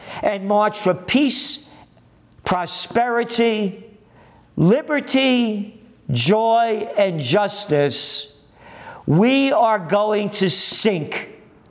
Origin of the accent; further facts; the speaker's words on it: New York City, New York, United States; Born in the Bronx